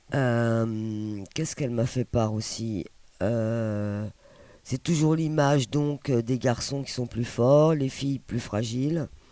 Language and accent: French; Palestine; moved away; je viens de Palestine